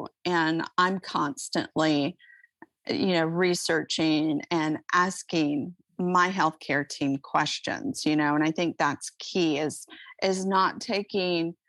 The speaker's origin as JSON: {"language": "English", "region": "Iowa", "country": "United States", "tie": "born or raised there"}